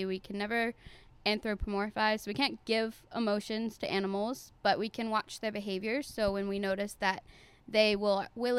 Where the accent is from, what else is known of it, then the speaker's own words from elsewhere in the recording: Baltimore, Maryland, United States; I'm from Baltimore, Maryland